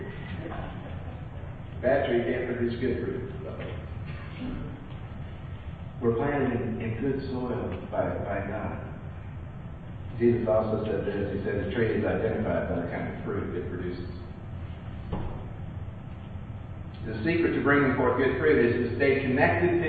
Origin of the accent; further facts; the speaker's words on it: California, United States; moved away; I grew up in California